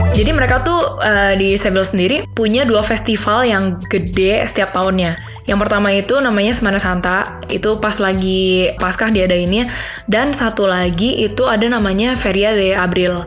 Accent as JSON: {"language": "Indonesian", "country": "Indonesia", "also_born_or_lived": "Spain", "moved": "yes", "lives_now": "Munich, Germany", "said": "gua dari Indo"}